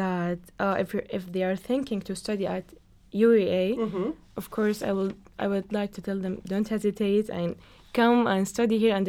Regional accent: Saudi Arabia; English is a second language; moved away as an adult; now in Norwich, United Kingdom; I'm from Saudi Arabia.

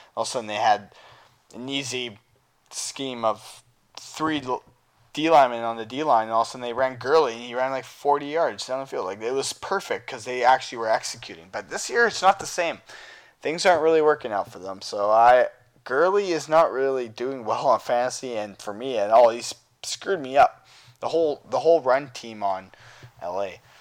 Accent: Canada; I am from Canada and I live here

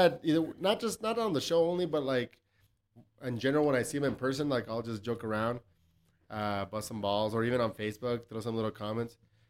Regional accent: El Paso, Texas, United States; I grew up in Southside El Paso.

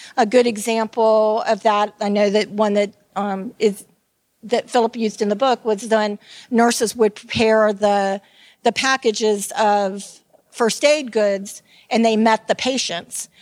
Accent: Tampa, Florida, United States; I am from Tampa, Florida, and I am called a Tampeño.

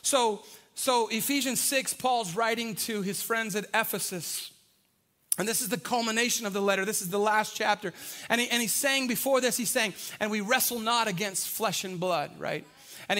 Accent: San Antonio, Texas, United States; I grew up on the South Side. We drink Big Red on the South Side

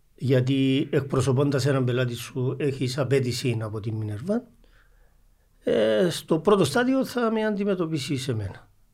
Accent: Geri, Nicosia District, Cyprus; είμαι από το Αγέρι το Γέρι είναι Αγέρι

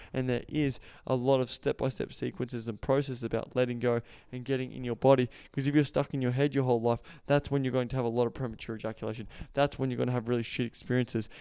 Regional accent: Australia; accent: Australian; I just speak for Australian culture 'cause I know that, that's where I'm from. If you haven't heard my Australian accent

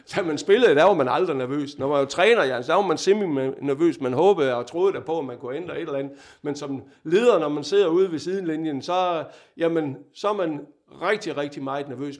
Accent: Vejle, Southern Denmark, Denmark; moved away as an adult; also born or lived in Odense / Fredericia; jeg er jo Vejle-dreng

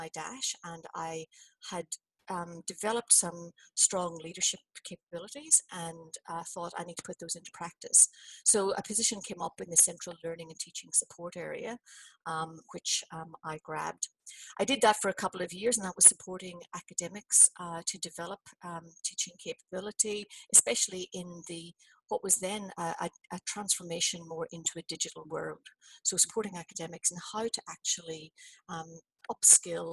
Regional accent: Belfast, Northern Ireland, United Kingdom; moved away as an adult; also born or lived in New Zealand; now in Australia; I emigrated from Belfast to New Zealand in, you know, late 80s.

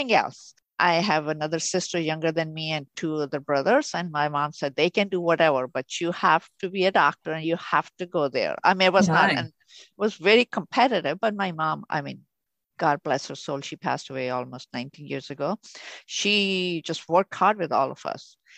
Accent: Pakistan; moved away as an adult; now in St. Louis, United States; I'm originally from Pakistan. So where I was born, we used to have snow.

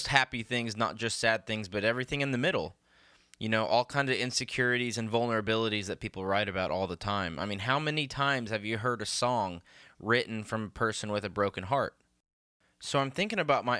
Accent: Tulsa, Oklahoma, United States; I grew up in Tulsa, Oklahoma, right in the middle of the Bible Belt

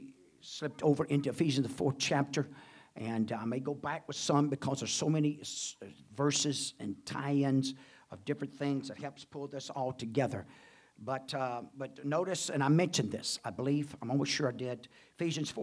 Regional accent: United States; Glad to be an American. I'll do my part as American.

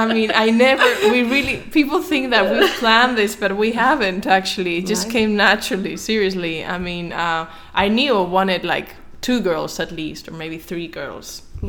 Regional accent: Madrid, Community of Madrid, Spain; Because I am from Madrid, so that's a big thing.

